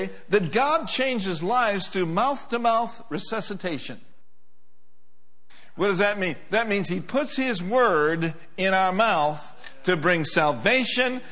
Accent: Minneapolis, Minnesota, United States; moved away; also born or lived in Oklahoma; I grew up in Minneapolis, Minnesota.

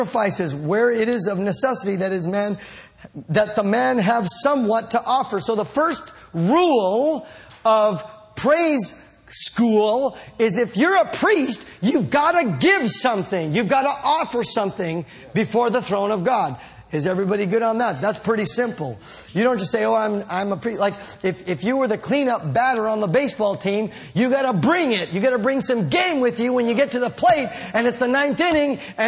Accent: United States; We're American

